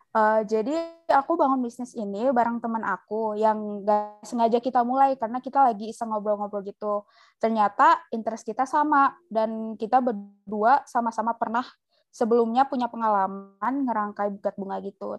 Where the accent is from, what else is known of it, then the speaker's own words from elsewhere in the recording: Java, Indonesia; kita dari Jawa